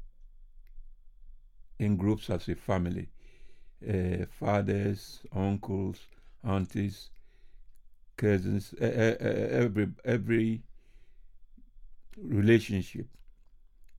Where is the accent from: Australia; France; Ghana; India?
Ghana; Accra, Greater Accra; moved away as an adult; now in United Kingdom; I was born in Accra